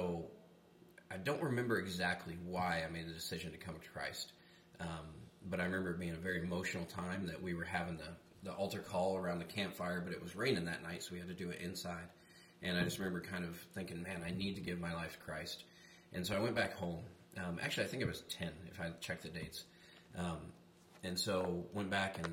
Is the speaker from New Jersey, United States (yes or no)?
no; Flagstaff, Arizona, United States; now in Bullhead City, United States; I grew up in Flagstaff, Arizona, and I was born and raised redneck up there